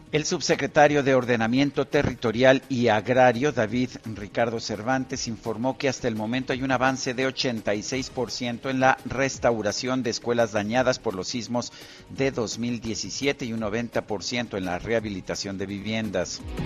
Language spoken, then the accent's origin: Spanish; Mexico City, Mexico; yo aquí nací en Chilangolandia y aquí he vivido casi toda mi vida